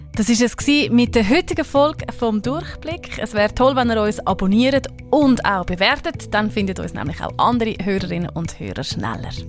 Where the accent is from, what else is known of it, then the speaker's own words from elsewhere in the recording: Switzerland; bei uns in der Schweiz